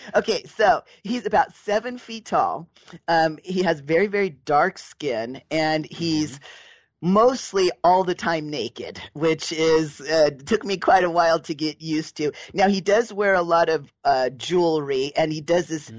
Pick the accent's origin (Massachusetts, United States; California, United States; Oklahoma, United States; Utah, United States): California, United States; Southern; I was raised in Southern California